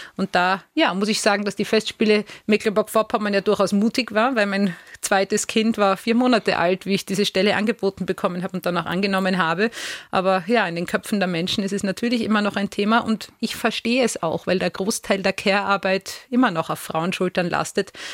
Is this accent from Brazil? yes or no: no; Vienna, Austria; in meine Heimat Wien